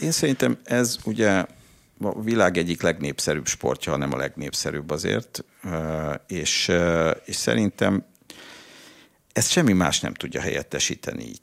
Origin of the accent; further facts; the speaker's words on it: Budapest, Hungary; pesti fiú vagyok, aki mindig focizott a téren, az iskolában